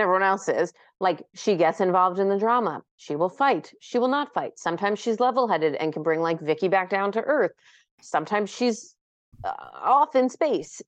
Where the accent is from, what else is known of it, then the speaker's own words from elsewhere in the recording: New York, United States; We're both from New York